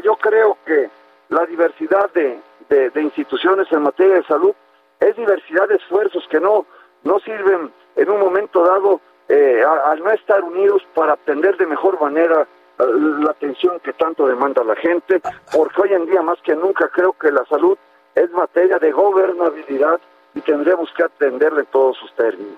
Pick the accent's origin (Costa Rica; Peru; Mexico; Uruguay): Mexico; Nayarit; amo enormemente a, mi tierra